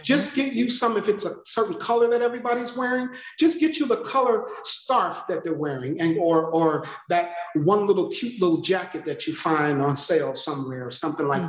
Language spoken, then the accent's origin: English; Detroit, Michigan, United States; I'm from Detroit